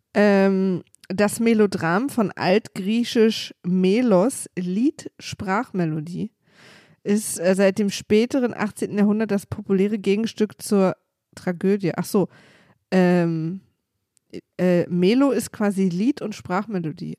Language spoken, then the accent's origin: German; East Germany, Germany; ich bin halt Ossi, wir hatten keine Religion, das ist bei uns einfach kein Thema gewesen.